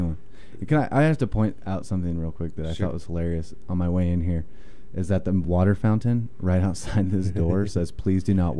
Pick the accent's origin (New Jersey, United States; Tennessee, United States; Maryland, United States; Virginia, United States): Maryland, United States; Middletown; now in Utah, United States; I'm from Middletown, Maryland, originally.